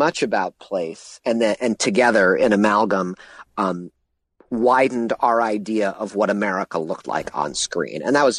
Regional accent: Ann Arbor, Michigan, United States; I'm originally from Ann Arbor, Michigan, and I grew up a pop culture junkie who always felt like pop culture was made somewhere.

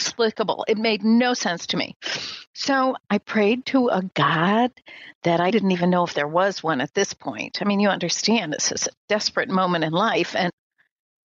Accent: Midwest, United States; I'm from the Midwest, raised in a very traditional American family, traditional religious Midwest Christian

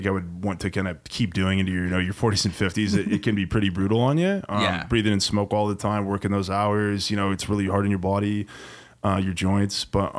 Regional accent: Leavenworth, Washington, United States; moved away as an adult; also born or lived in Wenatchee; now in Seattle, United States; although I have a 509 area code, I was born and raised in Leavenworth. My mom is like fifth generation there, I think, in the 1890s or something like that.

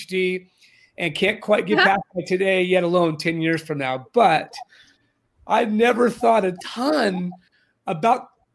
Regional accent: Orange County, California, United States; now in San Diego, United States; I grew up in Orange County in the 60s and 70s and came back after many years gone

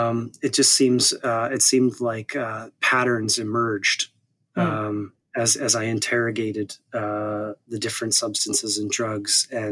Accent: Saskatoon, Saskatchewan, Canada; The city's called Saskatoon in the province of Saskatchewan.

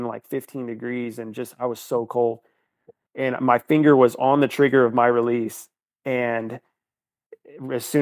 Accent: Northeast Missouri, United States; also born or lived in Iowa; I grew up in Northeast Missouri, and I currently live in Missouri

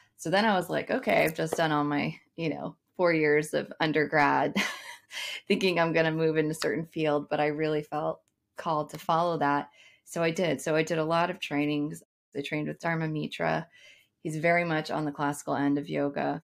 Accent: United States; as an American

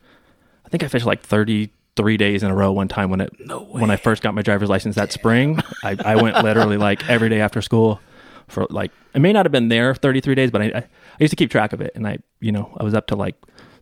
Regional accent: San Dimas, California, United States; now in Rancho Cucamonga, United States; I grew up in San Dimas.

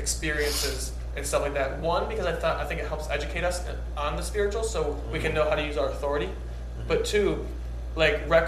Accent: Detroit, Michigan, United States; I grew up in Detroit

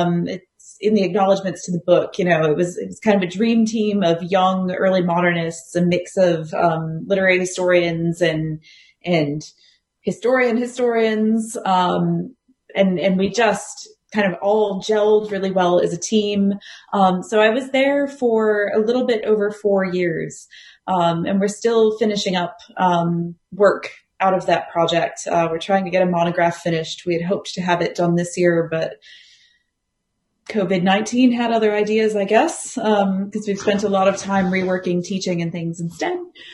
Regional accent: United States; moved away as an adult; also born or lived in Ireland; now in Australia; No, I'm actually a fairly recent transplant to Australia. So as the accent probably betrays, I am American.

